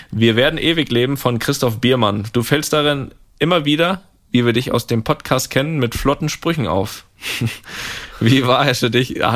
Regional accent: Switzerland; nimmt es mich als Schweizer natürlich auch nimmt es

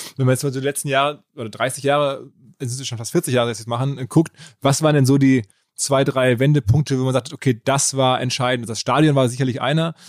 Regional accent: Ruhr area, North Rhine-Westphalia, Germany; ich bin aus dem Ruhrgebiet

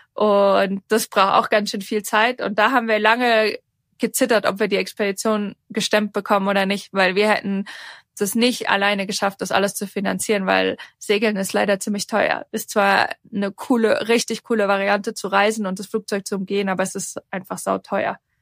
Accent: Darmstadt, Hesse, Germany; now in Switzerland; ich komme ursprünglich aus Darmstadt, ähm, lebe aber schon lange in der Schweiz

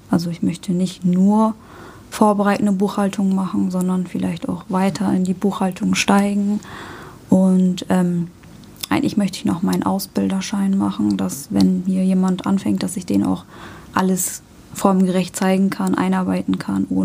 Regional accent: Hamburg, Germany; born there; Bin in Hamburg geboren.

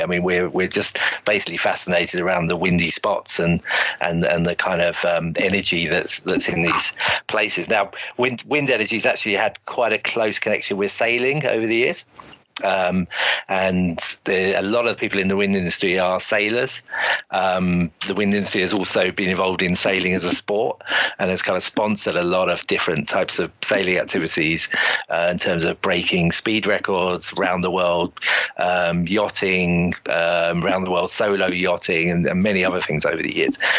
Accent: Shoreham-by-Sea, South East England, United Kingdom; moved away as an adult; also born or lived in London; I'm actually from Shoreham originally, um, which is a um, a port you know on the south coast in Sussex. Grew up there

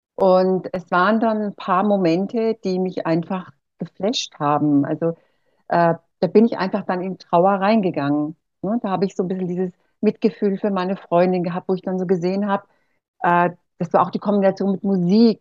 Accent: Erlangen, Bavaria, Germany; accent: Franconian; also born or lived in Costa Rica / Mexico; ich komme hier aus dem Frankenland, aus Erlangen und äh, wir haben so einen Dialekt hier

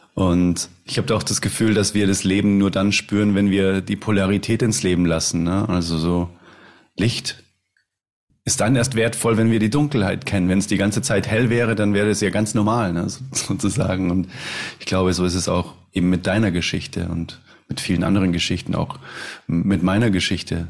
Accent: Munich, Bavaria, Germany; Ich komme aus München

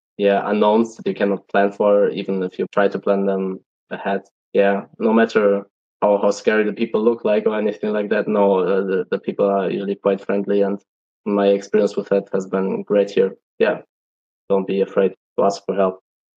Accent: Germany; moved away as an adult; now in China; When I always say that I'm from Germany

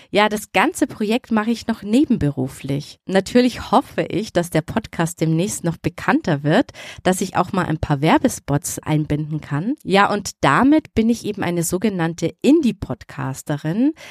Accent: Bavaria, Germany; born there; now in Nuremberg, Germany; Ja, richtig geraten, gebürtig aus Oberbayern. Kann man sicher schon am Namen erkennen, oder? Und jetzt lebe ich aber in der Nähe von Nürnberg.

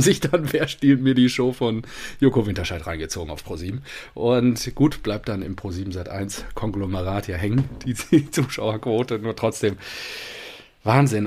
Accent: Münster, North Rhine-Westphalia, Germany; bei uns in Münster

